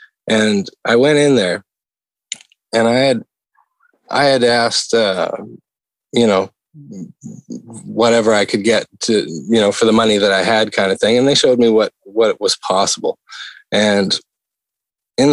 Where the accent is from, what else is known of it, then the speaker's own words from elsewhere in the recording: Western Canada, Canada; If people that are out here on the East will tell you the truth like I will, because I came from the West side of Canada, but that's the reality.